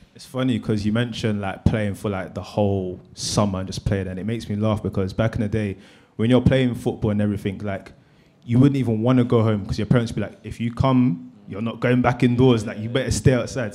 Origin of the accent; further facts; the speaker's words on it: London, United Kingdom; growing up in South London